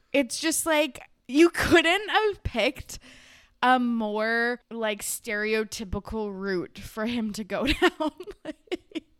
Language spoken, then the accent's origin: English; Canada; I'm Canadian